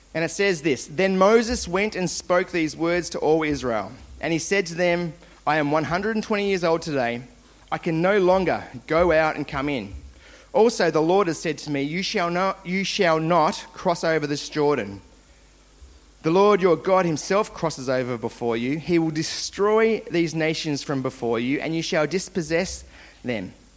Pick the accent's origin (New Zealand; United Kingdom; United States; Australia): Australia; Launceston, Tasmania; I grew up in Launceston, Tasmania, where all good things come from